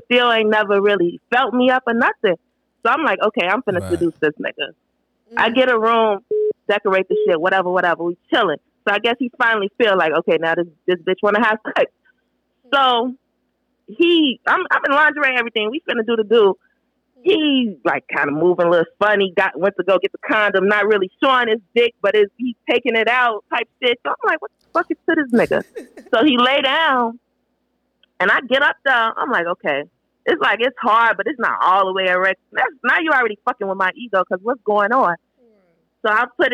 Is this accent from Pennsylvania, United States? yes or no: no; Chicago, Illinois, United States; I'm from Chicago